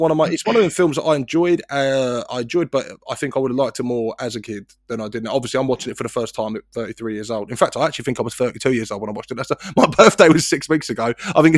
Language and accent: English; Kingston, United Kingdom; Kingston's my hometown